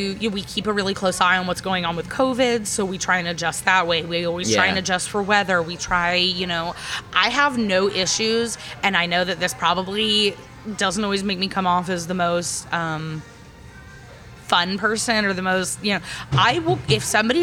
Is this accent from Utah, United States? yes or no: yes; Ogden, Utah, United States; I grew up in Ogden in a small town